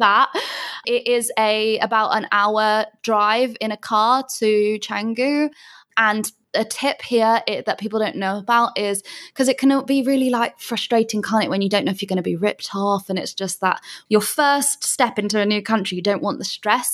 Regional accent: Bath, South West England, United Kingdom; moved away as an adult; also born or lived in London; now in Canggu, Indonesia; I'm originally from a place called Bath in England.

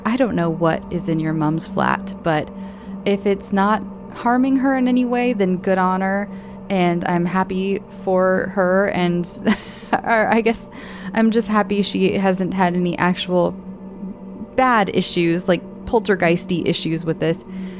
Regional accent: Georgia, United States; So I grew up in Georgia and lived in this neighborhood that was an old railroad station.

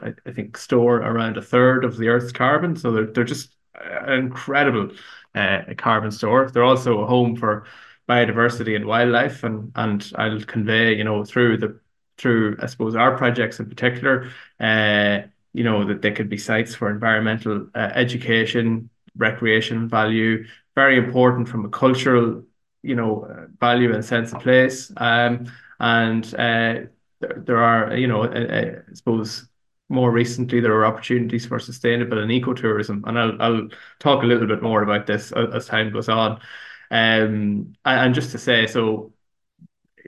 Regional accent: County Monaghan, Ireland; I grew up in North Monaghan, we don't have the raised bogs that they have in the Midlands

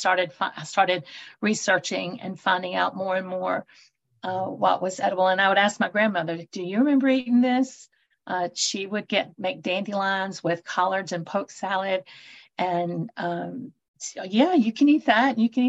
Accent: North Carolina, United States; I'm originally from North Carolina. I'm a native here in the mountains in the Appalachian area.

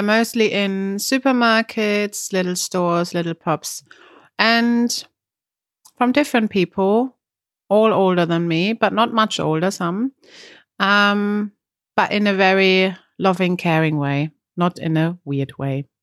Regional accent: Germany; accent: German; English is a second language; now in Brighton, United Kingdom; my German accent

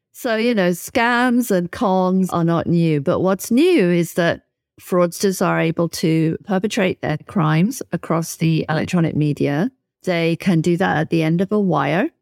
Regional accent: United Kingdom; my home country, in the U K

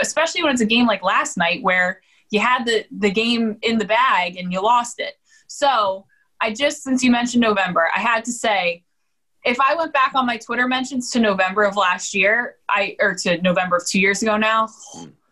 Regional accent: New Jersey, United States; I grew up in South Jersey

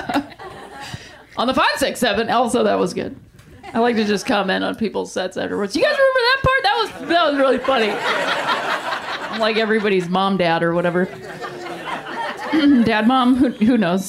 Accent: Ohio, United States; I'm from Ohio

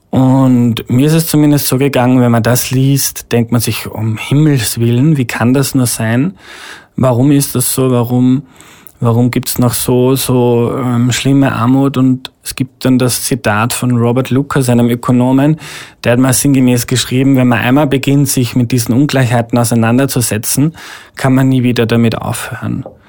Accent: Steyr, Upper Austria, Austria; moved away as an adult; now in Vienna, Austria; BMW in Steyr, wo ich herkomme

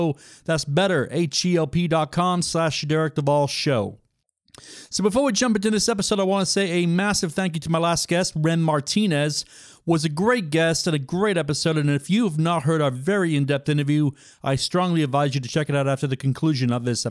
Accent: United Kingdom; I'm from Great Britain

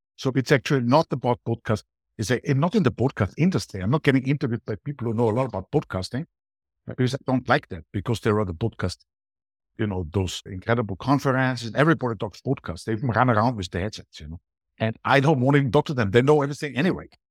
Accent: Austria; accent: Austrian; English is a second language; moved away as an adult; also born or lived in Latin America; now in Spain; I'm from Austria

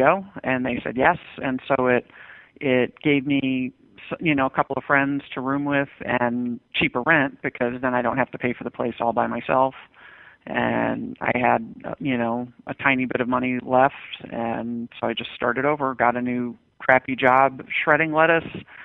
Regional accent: Westchester County, New York, United States; I grew up in Westchester County, New York, which is one of the wealthiest places in the nation.

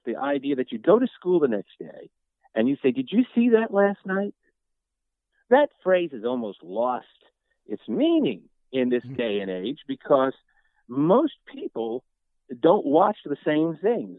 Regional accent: New York, United States; I grew up in New York too. I grew up Catholic. I grew up in New York

